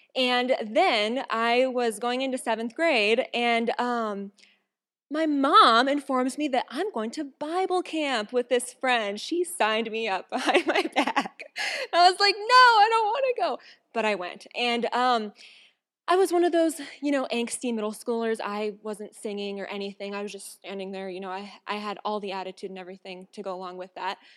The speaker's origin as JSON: {"language": "English", "town": "Watertown", "region": "South Dakota", "country": "United States", "said": "I'm from South Dakota. Whew. Anyway, from Watertown"}